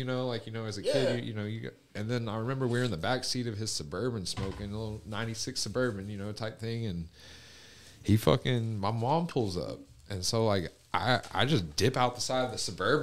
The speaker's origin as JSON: {"language": "English", "region": "West Texas", "country": "United States", "said": "I'm from West Texas"}